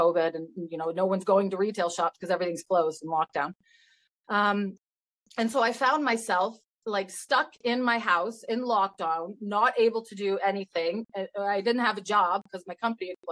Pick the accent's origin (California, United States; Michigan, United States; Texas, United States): Michigan, United States; now in Canada; I'm from Michigan originally, actually. So when I go back there to visit my family